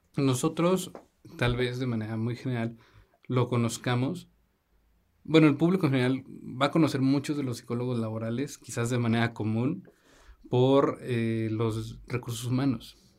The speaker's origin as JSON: {"language": "Spanish", "region": "Zacatecas", "country": "Mexico", "said": "Nosotros somos, como ya lo habíamos platicado, somos de Zacatecas"}